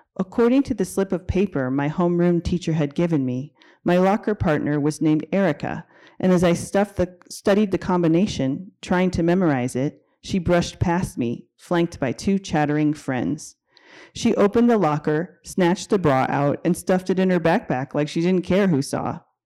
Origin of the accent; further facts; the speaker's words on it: Denver, Colorado, United States; I grew up in Denver during the era of court-ordered busing for racial integration